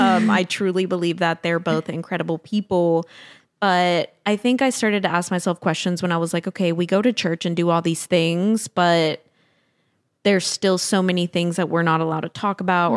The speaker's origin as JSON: {"language": "English", "region": "Tennessee", "country": "United States", "tie": "born or raised there", "said": "deconstructing that I had to do what came from my peers growing up in Tennessee."}